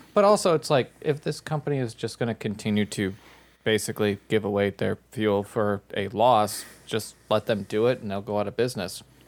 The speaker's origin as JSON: {"language": "English", "region": "Minnesota", "country": "United States", "said": "I'm from Minnesota"}